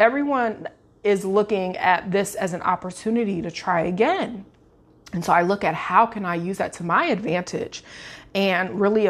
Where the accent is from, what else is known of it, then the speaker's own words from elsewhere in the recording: Illinois, United States; now in Florida, United States; I'm from Central Illinois. I now live in the Sunshine State in Florida with my husband and our boys.